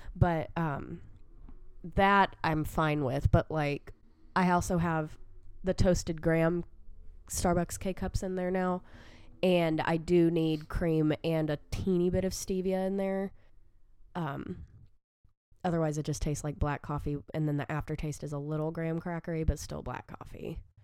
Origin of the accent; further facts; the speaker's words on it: the South, United States; I am from the South, enjoy sweet tea